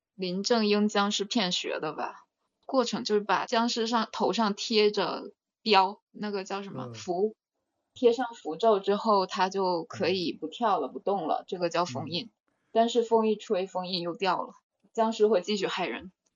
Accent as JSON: {"language": "Chinese", "country": "China", "tie": "born or raised there", "moved": "yes", "said": "小时候，就在国内的那几次"}